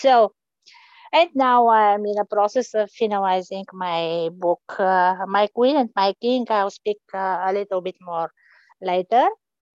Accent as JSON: {"language": "English", "country": "Bulgaria", "also_born_or_lived": "Chicago", "said": "Originally, I'm from Bulgaria"}